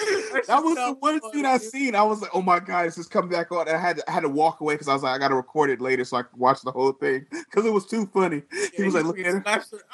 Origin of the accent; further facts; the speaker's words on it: the Bay Area, California, United States; I'm from the Bay where it rains, not snow.